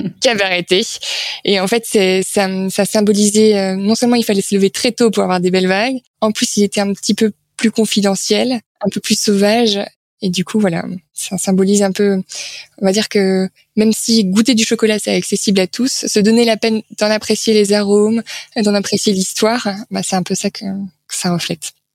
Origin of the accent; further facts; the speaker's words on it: France; On est français